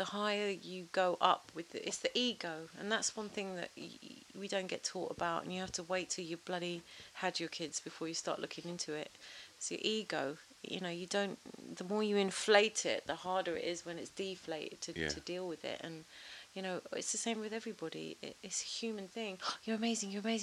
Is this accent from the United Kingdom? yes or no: yes; England, United Kingdom; from my country